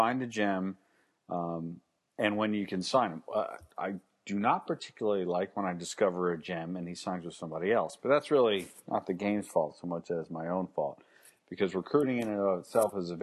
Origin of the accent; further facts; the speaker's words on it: Alabama, United States; I was born in Alabama in the shadow of the university